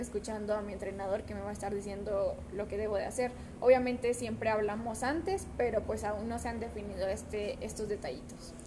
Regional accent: Mexico; como mexicanas

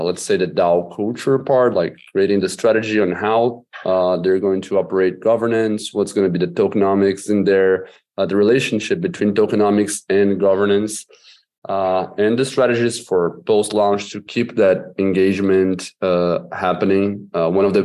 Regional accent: Brazil; I'm from Brazil

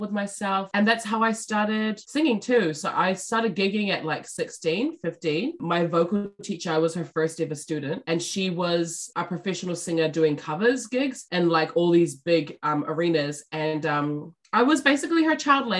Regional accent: Auckland, New Zealand; also born or lived in Wellington; So I was born in South Auckland

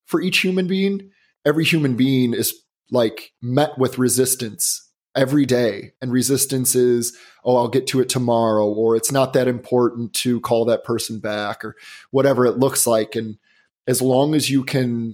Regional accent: Chicago, Illinois, United States; also born or lived in Boston; now in Los Angeles, United States; I live in Los Angeles and I grew up in the Chicagoland area.

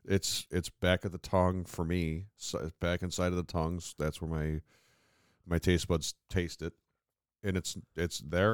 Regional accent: upstate New York, United States; accent: mid-Atlantic

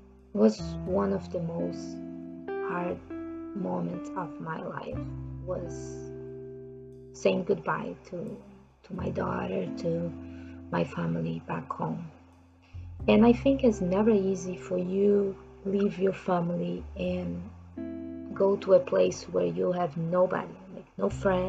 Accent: Brazil; English is a second language; moved away as an adult; also born or lived in Japan; So I'm from Brazil, and I left Brazil 21 years ago

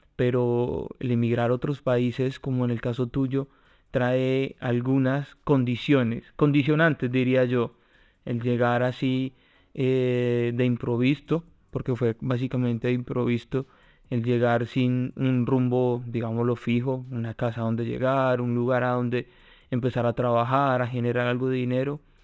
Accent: Colombia; now in Spain

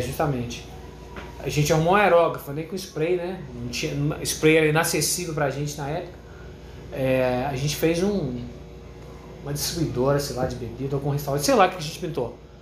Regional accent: interior of Minas Gerais, Brazil; born or raised there; also born or lived in Rio de Janeiro / Belo Horizonte

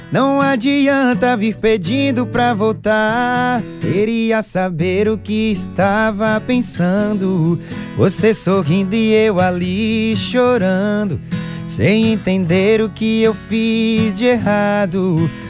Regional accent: Feira de Santana, Bahia, Brazil; é um cara de 24 anos, nascido em Feira de Santana.

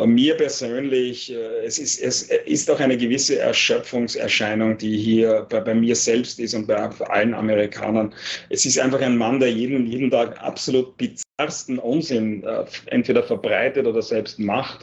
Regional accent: Austria; moved away as an adult; also born or lived in Vienna, Austria; now in New York, United States; schätze ich Österreich als Heimat, wo ich aufgewachsen bin

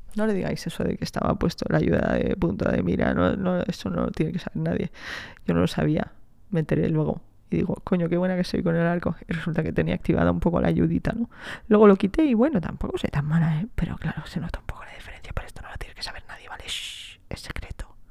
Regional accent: Spain; also born or lived in France; me he criado en España, me considero más española que otra cosa, ¿eh? También, también te digo. Llevo en España desde los dos años

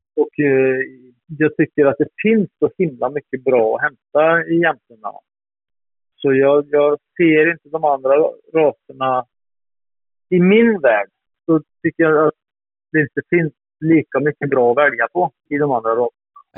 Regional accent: Strömstad, Västra Götaland, Sweden; moved away; Jag är född och uppväxt i Strömstad i Bohuslän

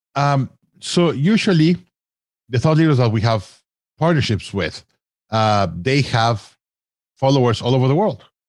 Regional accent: Mexico; I grew up in Mexico

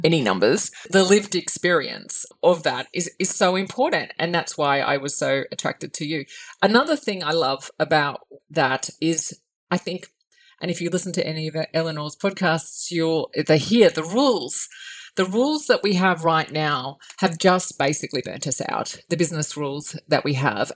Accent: Australia; as an Australian

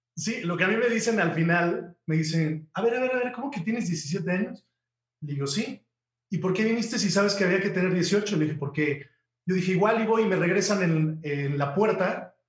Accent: Huamantla, Tlaxcala, Mexico; moved away as an adult; venir de de, mi pueblo de Huamantla a México

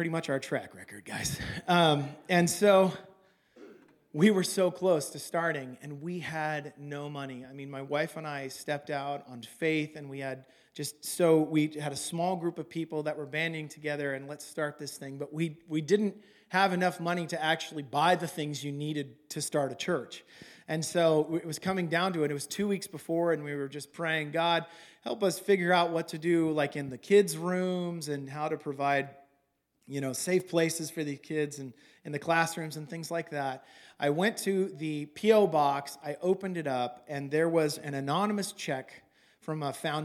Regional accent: California, United States; moved away as an adult; also born or lived in Los Angeles; now in Oregon, United States; I'm from California

